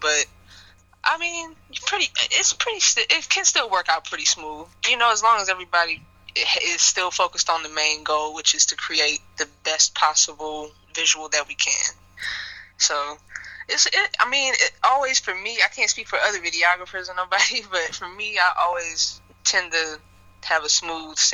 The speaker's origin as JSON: {"language": "English", "town": "Kenosha", "region": "Wisconsin", "country": "United States", "tie": "born or raised there", "said": "I grew up in Kenosha"}